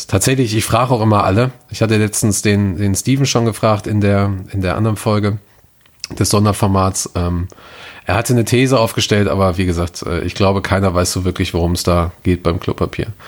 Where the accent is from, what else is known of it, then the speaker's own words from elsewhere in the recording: Gelsenkirchen, North Rhine-Westphalia, Germany; meine Heimat, meine Heimat äh, Gelsenkirchen rum.